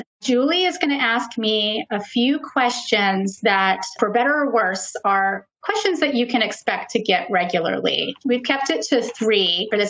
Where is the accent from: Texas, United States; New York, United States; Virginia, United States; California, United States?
California, United States; I was born in California and I grew up on the West Coast.